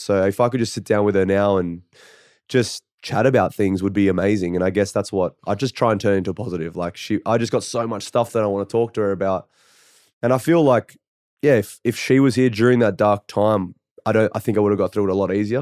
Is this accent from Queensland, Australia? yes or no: no; Canberra, Australian Capital Territory, Australia; I come from Canberra